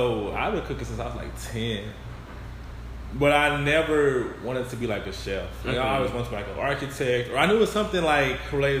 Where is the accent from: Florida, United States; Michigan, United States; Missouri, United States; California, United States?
Missouri, United States; St. Louis; Yes, I am born and raised in St. Louis, so I'm like a real big hometown boy.